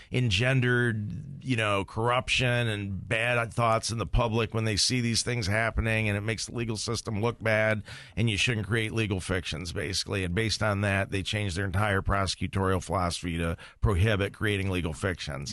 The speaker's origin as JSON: {"language": "English", "town": "Toledo", "region": "Ohio", "country": "United States", "tie": "born or raised there", "also_born_or_lived": "Maumee, Ohio / Marietta, Ohio", "said": "growing up in Toledo"}